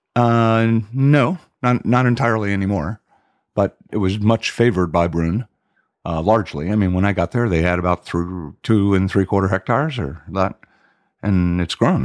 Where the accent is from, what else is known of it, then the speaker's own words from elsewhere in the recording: Miami, Florida, United States; moved away as an adult; also born or lived in Washington, D.C.; now in Europe; I grew up in Southwest Miami